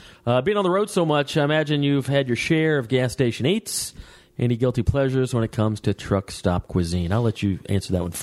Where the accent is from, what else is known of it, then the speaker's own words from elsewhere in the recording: Waleska, Georgia, United States; where I grew up in Waleska